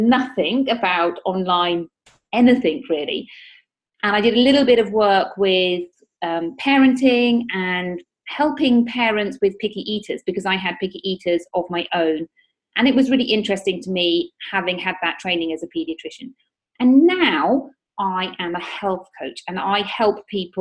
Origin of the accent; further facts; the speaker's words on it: United Kingdom; moved away as an adult; also born or lived in Australia; now in Spain; I am originally from the United Kingdom, as you may be able to tell from my accent.